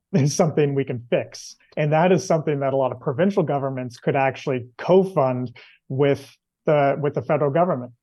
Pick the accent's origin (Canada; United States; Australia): Canada; Nova Scotia; I'm actually in Nova Scotia right now, and I'm from Nova Scotia